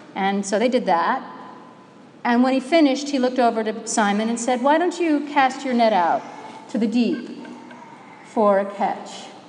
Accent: Minnesota, United States; I'm from Minnesota. We have lakes in Minnesota and they freeze in the winter

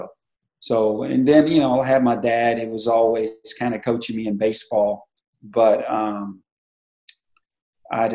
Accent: Kerrville, Texas, United States; born or raised there; also born or lived in Kansas City

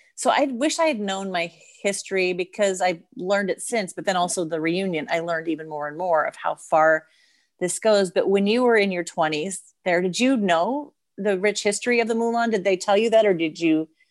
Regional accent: United States; being an American

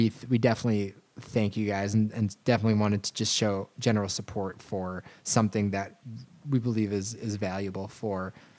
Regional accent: Virginia, United States; I grew up in Virginia, so like with a dad from Memphis, Tennessee, and a mom from like, you know, New Jersey. So like I was just a whole mess of accents.

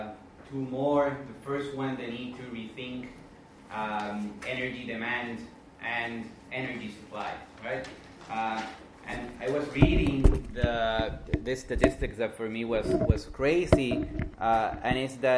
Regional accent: Puerto Rico; moved away; I was now a couple of weeks ago in Puerto Rico, going from my hometown to the west

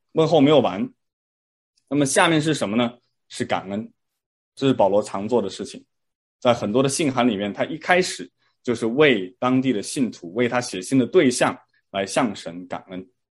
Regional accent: China; moved away; 我当时在国内上小学的时候呢，我们会评三好学生

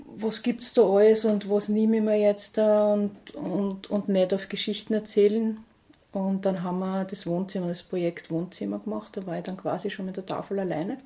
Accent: St. Pölten, Lower Austria, Austria; bin am Bahnhof aufgewachsen in St. Pölten.

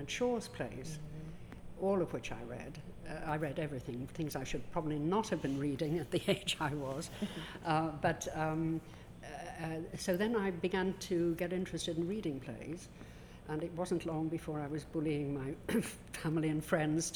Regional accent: Dublin, Leinster, Ireland; I grew up in Dublin, in a suburb of the city

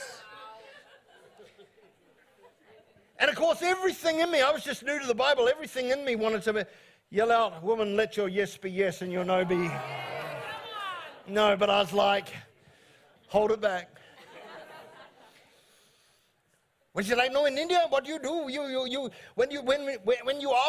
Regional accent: New Zealand; I'm from New Zealand

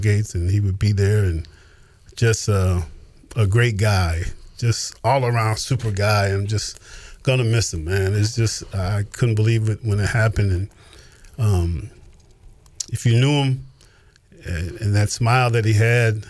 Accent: New York, United States; moved away as an adult; I'm coming from New York

